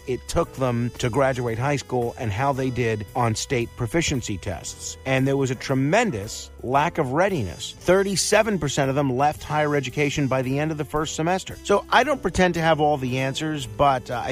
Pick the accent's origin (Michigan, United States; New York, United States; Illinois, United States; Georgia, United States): New York, United States; New York City; my hometown of Staten Island